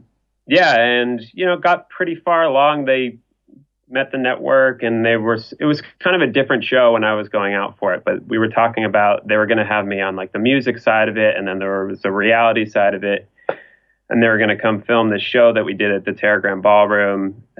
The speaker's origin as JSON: {"language": "English", "town": "Los Angeles", "region": "California", "country": "United States", "tie": "born or raised there", "said": "I was born here in Sherman Oaks, which is where I'm living at currently. You know, I've moved around the valley and stuff, but really haven't gone much out of LA."}